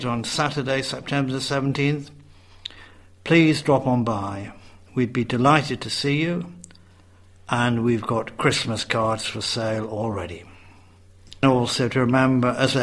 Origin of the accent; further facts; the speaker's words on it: Redcar, North East England, United Kingdom; moved away; I was growing up in Redcar on the northeast coast